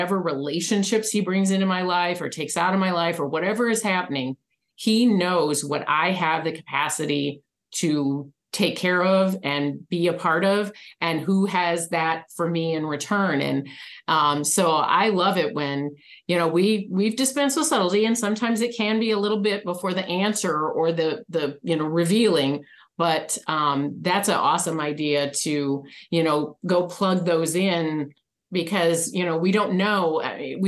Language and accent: English; Michigan, United States; now in Arizona, United States; I was raised in Michigan